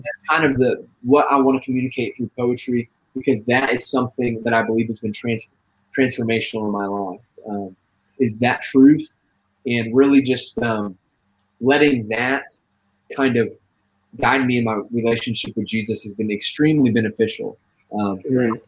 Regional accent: Terre Haute, Indiana, United States; also born or lived in Abilene, Texas; now in Homestead, United States; I'm originally from Terre Haute, Indiana

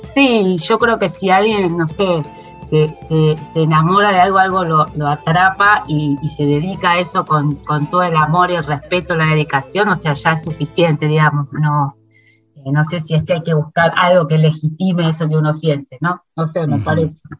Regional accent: Buenos Aires, Argentina; yo soy en porteña

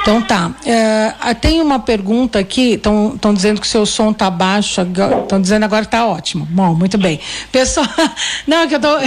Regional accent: Santo André, São Paulo, Brazil; eu sou de Santo André e tenho 58 anos.

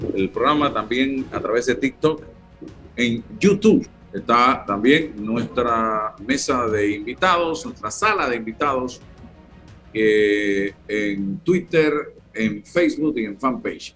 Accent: Panama; somos panameños

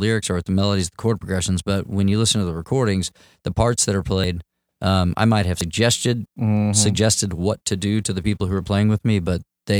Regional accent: Jacksonville, Florida, United States; I grew up in Jacksonville and Riverside, Avondale area is the area that I treasure and I call home.

